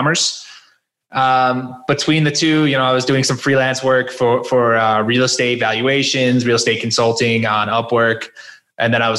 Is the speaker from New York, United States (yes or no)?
no; southwestern Connecticut, United States; also born or lived in Philadelphia; I'm from Connecticut originally